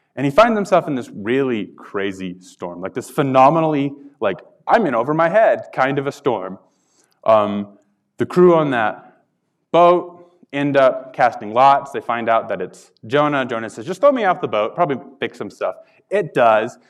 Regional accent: Carlsbad, New Mexico, United States; moved away; I'm a born and raised Carlsbad, New Mexico.

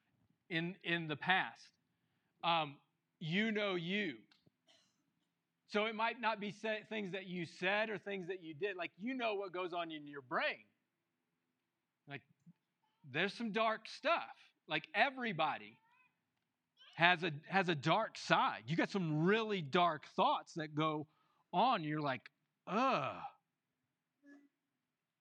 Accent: New Mexico, United States; the people from New Mexico, we know

